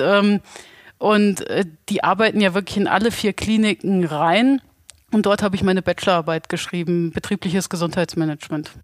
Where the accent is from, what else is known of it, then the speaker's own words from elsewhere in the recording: Bad Soden-Salmünster, Hesse, Germany; ich bin ursprünglich auch aus Bad Soden-Salmünster